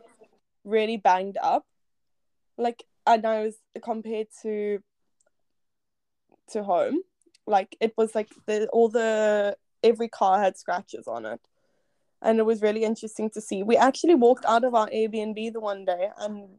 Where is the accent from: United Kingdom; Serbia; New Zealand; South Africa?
South Africa; now in Verona, Italy; I come from South Africa